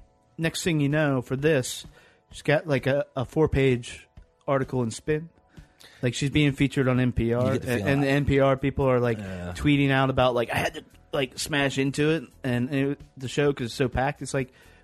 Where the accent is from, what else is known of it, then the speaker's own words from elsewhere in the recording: the South, United States; I grew up in the South.